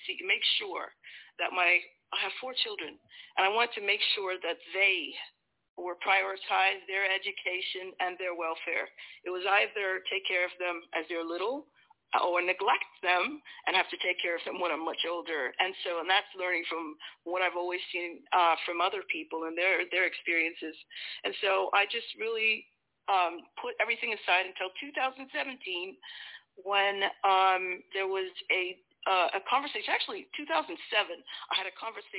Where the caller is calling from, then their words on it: England, United Kingdom; I am currently in England.